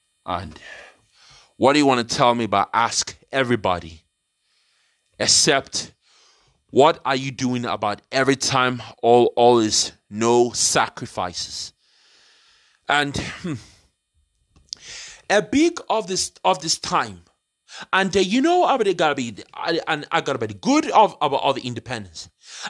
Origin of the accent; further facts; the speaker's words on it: London, United Kingdom; I grew up in London, British born.